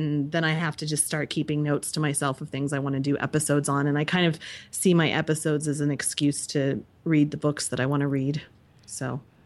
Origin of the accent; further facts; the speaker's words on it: United States; I grew up in Amish country